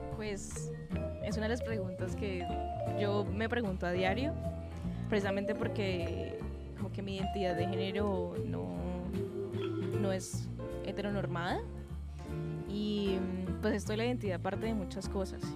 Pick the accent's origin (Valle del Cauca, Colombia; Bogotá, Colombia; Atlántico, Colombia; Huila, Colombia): Valle del Cauca, Colombia; Cali; also born or lived in Bogotá / Johannesburg; Yo nací en Cali, pero mi familia vino del Pacífico colombiano, del Chocó, entonces, pues tengo como una tradición chocuana ahí de por medio. Eh, he vivido toda mi vida en Cali